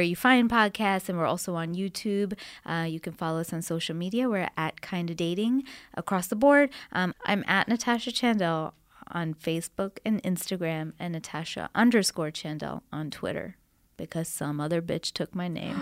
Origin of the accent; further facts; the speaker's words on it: Canada; now in United States; I'm from Canada